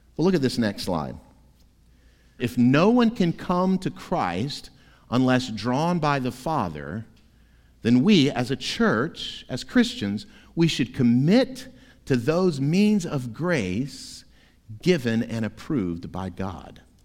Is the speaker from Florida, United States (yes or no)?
yes; Florida, United States; moved away; My home state of Florida